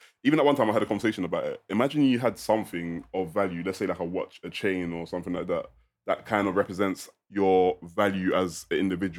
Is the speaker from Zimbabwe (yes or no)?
no; London, United Kingdom; I'm from South London, East London. So one of the ones where we probably grew up in the council estates. I personally did. I lived in a public housing council estate